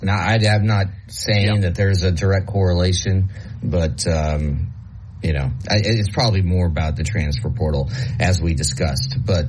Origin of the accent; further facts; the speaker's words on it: Nebraska, United States; I grew up in Nebraska. My parents are from South Dakota.